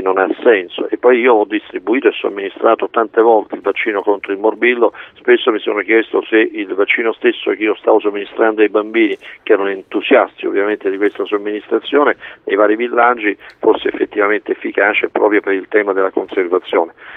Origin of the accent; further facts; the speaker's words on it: Italy; io sono nato in Italia